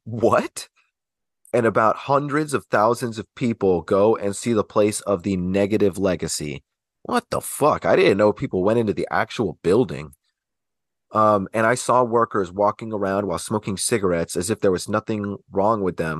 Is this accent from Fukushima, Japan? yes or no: yes; Fukushima, Japan; I was born and raised in Fukushima Prefecture and am connected to all three areas of the prefecture because my father is from Iwaki.